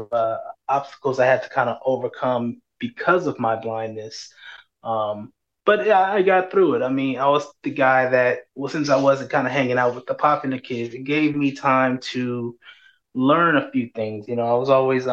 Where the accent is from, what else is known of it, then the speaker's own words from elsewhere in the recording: San Antonio, Texas, United States; I was born and raised in San Antonio.